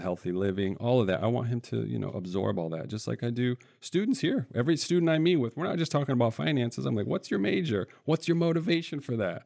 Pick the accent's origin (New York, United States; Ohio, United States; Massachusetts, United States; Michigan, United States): Michigan, United States; central; I grew up in the Midwest here in Michigan, in central Michigan, a couple different cities